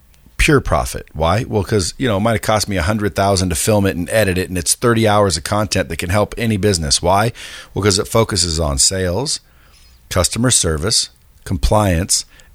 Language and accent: English; Eugene, Oregon, United States; I was born and raised in Northwest, Eugene, Oregon.